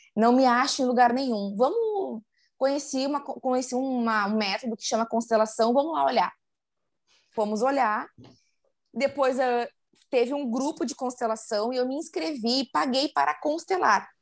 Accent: interior of Rio Grande do Sul, Brazil; now in Porto Alegre, Brazil; sou, sou gaúcha e sou de uma cidade do interior do Rio Grande do Sul. Hoje moro aqui na capital, mas sou de uma cidade do interior

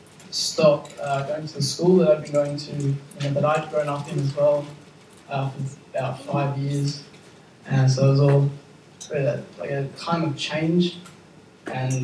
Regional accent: Campbelltown, New South Wales, Australia; moved away as an adult; also born or lived in Buxton; now in Thirlmere, Australia; I come originally from Campbelltown area, and now just recently Thelmere area

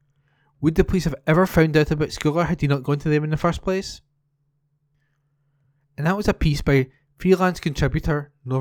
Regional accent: Scotland, United Kingdom; When I grew up in Huntley Drive, we used to cut through the hedge in my back garden, go through Bayside Place all the time.

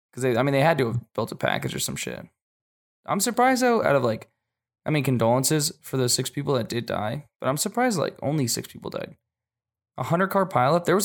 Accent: Washington, United States; also born or lived in Japan; I grew up I grew up in Washington for a little bit, and like I've been back there driving in the snow, and in Japan I drove in the snow

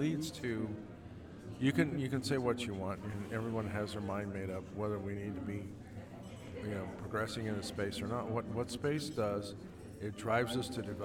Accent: United States; we are American

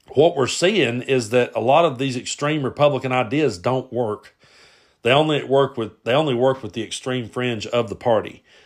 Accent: Kentucky, United States; I grew up in Kentucky

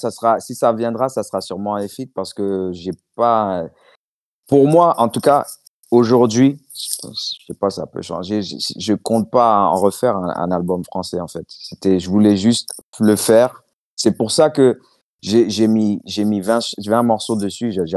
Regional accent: New York, United States; also born or lived in Washington; J'ai grandi en Amérique, à Washington, à New York, à Brooklyn, je suis allé partout.

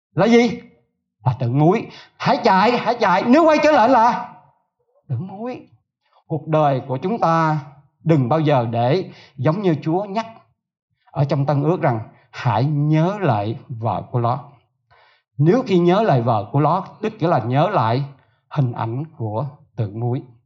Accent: Southern Vietnam, Vietnam; tôi là người miền Nam

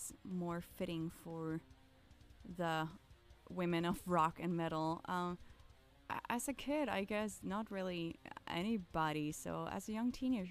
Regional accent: an hour north of Copenhagen, Capital Region of Denmark, Denmark; now in Copenhagen, Denmark; So it's like an hour north of Copenhagen, pretty much suburbs in the middle of the woods. There's a small city of just 1500 people where I was born and raised

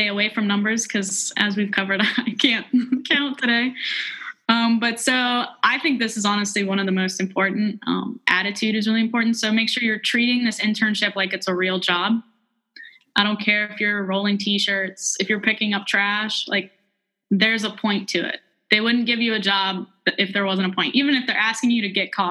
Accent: Christiansburg, Virginia, United States; I was from Christiansburg

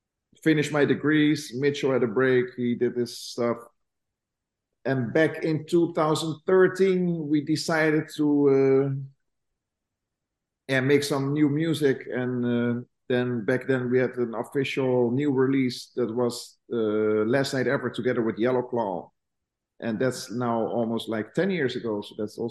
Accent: Netherlands; I'm from Holland.

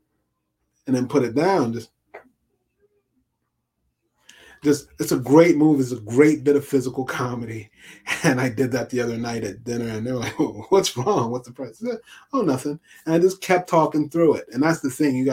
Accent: New York, United States; now in Pennsylvania, United States; as a New Yorker

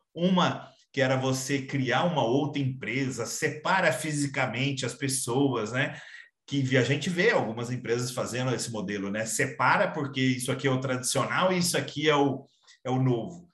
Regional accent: Minas Gerais, Brazil; sou mineiro

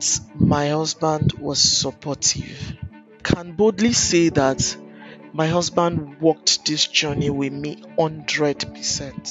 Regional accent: Akure, Ondo, Nigeria; also born or lived in Owo; I grew up in Akure. I'm from Owo.

